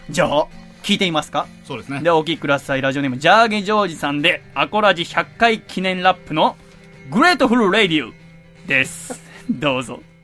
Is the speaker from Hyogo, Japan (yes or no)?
no; Yokohama, Kanagawa, Japan; 横浜の私の実家